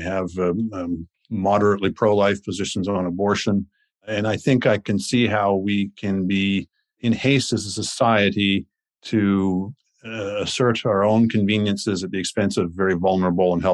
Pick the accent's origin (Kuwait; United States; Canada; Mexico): Canada; Winnipeg, Manitoba; moved away; I grew up in Winnipeg, but also that I moved somewhere else.